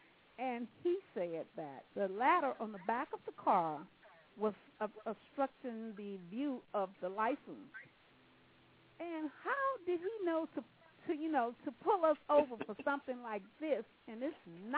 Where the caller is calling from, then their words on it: California, United States; Hi, I'm calling from California.